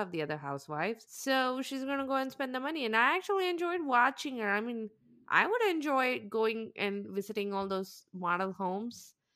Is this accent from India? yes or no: yes; South India, India; moved away; I grew up in South India with, in the, in the very high heat